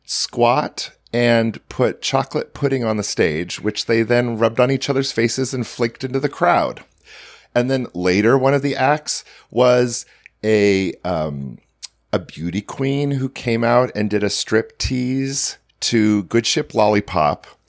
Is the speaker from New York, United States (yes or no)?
no; near Portland, Oregon, a small town in Washington State, United States; I grew up in a small town in Washington State